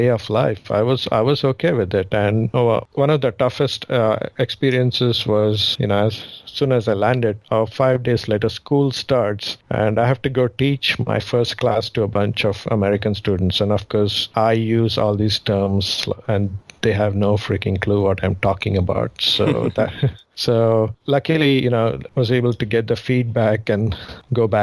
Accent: Mumbai, Maharashtra, India; also born or lived in southern India; now in United States; my hometown, I guess, would be Mumbai. I was born in the southern part of India, but I grew up in Mumbai

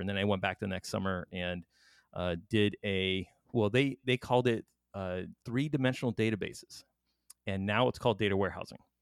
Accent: Miami, Florida, United States; I'm from Miami

